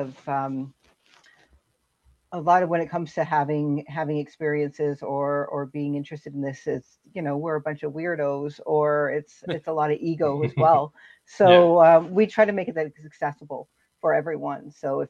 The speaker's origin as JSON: {"language": "English", "town": "Vancouver", "region": "British Columbia", "country": "Canada", "tie": "born or raised there", "also_born_or_lived": "Winnipeg, Canada", "said": "I'm originally from Winnipeg, but Winnipeg. I pretty much grew up here in Vancouver."}